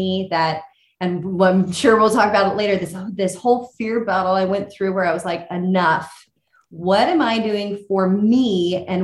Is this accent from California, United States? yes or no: yes; California, United States; I grew up in California